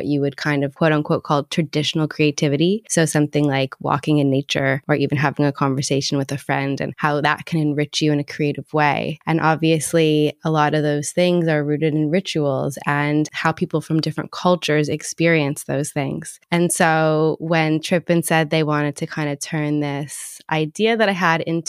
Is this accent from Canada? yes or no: yes; Toronto, Ontario, Canada; moved away as an adult; now in London, United Kingdom; I'm originally from Toronto and I moved to London like 9 years ago now